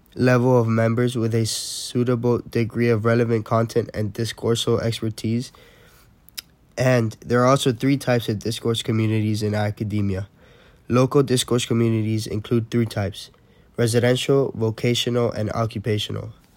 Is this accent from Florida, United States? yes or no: yes; Miami, Florida, United States; I'm originally from Miami